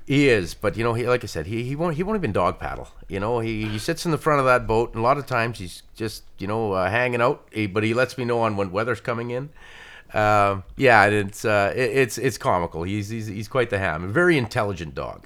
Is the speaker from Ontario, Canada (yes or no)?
yes; Atikokan, Ontario, Canada; I'm from Atticoken, Ontario